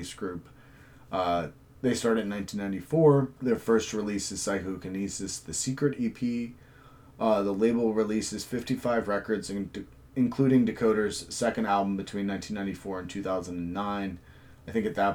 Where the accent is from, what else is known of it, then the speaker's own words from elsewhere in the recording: United States; as an American